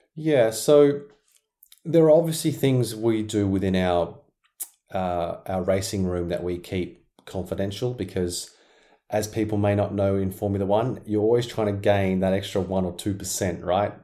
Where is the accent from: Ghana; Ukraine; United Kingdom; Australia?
Australia; Perth, Western Australia; I was very very busy in my in my hometown Perth, Western Australia